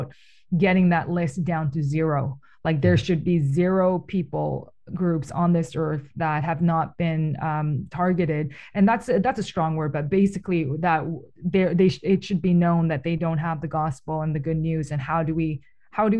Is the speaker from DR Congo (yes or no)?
no; Toronto, Ontario, Canada; I was born in Toronto. My parents immigrated to Toronto